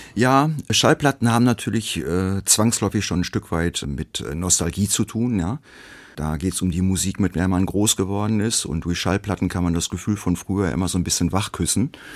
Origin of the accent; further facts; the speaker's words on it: Hamm, North Rhine-Westphalia, Germany; moved away as an adult; now in Dortmund, Germany; Meine Geburtsstadt Hamm